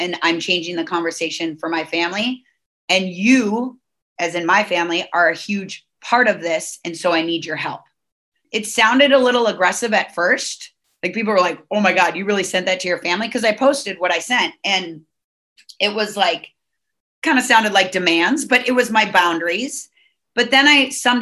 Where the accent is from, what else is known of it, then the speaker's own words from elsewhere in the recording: Minnesota, United States; now in Southern California, United States; I'm from Minnesota